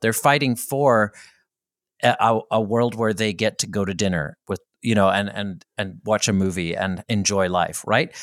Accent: Belfast, Northern Ireland, United Kingdom; in my hometown, right, in Belfast, Northern Ireland, where I, I grew up towards the tail end of an armed conflict

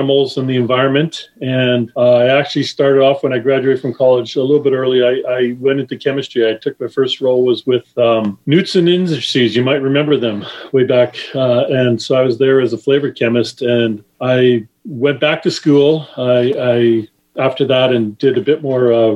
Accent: Winnipeg, Manitoba, Canada; moved away as an adult; also born or lived in Michigan, United States; now in United States; I grew up in Canada. I was originally born in Michigan, actually.

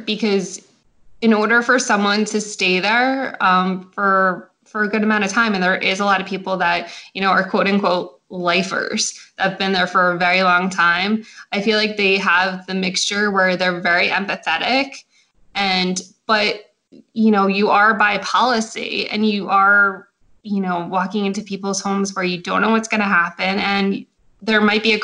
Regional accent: Central New Jersey, United States; I am from New Jersey, Central Jersey to be specific

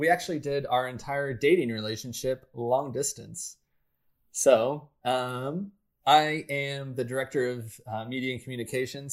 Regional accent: United States; I'm an American and I live in California

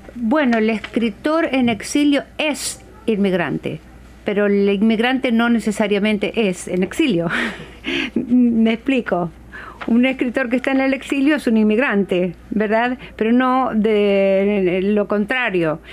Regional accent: Argentina; moved away as an adult; also born or lived in Brazil; now in Seattle, United States; yo soy de Argentina, vivo aquí en Seattle

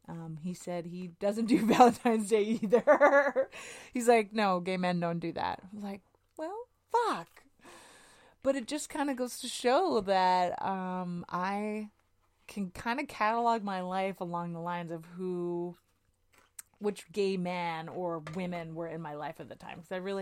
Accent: Edmonton, Alberta, Canada; moved away; So I was living in Edmonton, Alberta

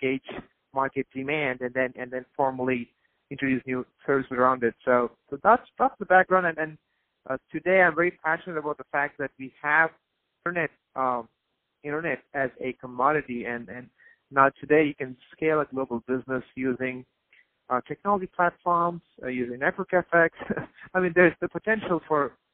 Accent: India; I grew up in India

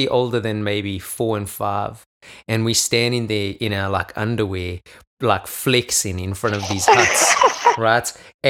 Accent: South Africa; moved away; growing up in South Africa

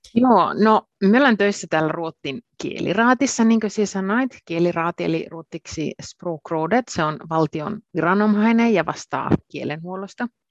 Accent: Finnish side of the Torne Valley, Lapland, Finland; accent: Torne Valley dialect; Finnish is a second language; minun oma kotimurrehan on sitä Suomen puolen Tornionlaakson murretta, kun olen sieltä lähtöisin

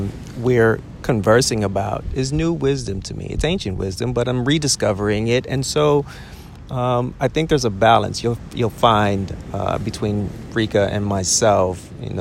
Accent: Dallas, Texas, United States; also born or lived in Chicago; I'm from the South. I'm from the South, and so Dallas, Texas, represent. Oh. Chicago born. Hip hop raised. And suburban kid, you know.

